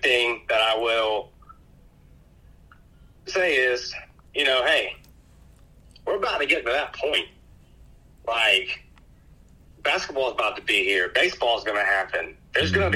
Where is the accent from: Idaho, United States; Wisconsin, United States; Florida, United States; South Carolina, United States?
Florida, United States; Pensacola; my hometown here in Pensacola